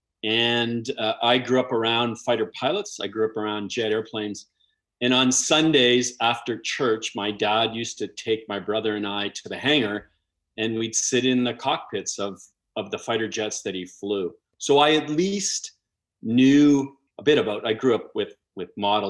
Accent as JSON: {"language": "English", "country": "Canada", "also_born_or_lived": "California, United States / Germany", "said": "I flew as the Canadian exchange test pilot"}